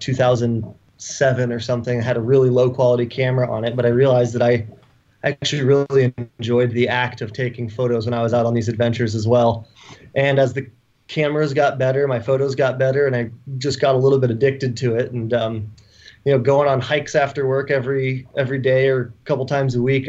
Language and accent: English; Conifer, Colorado, United States; moved away; also born or lived in Missoula, Montana; I was born in Montana in Missoula, and then I grew up in a small mountain town in Colorado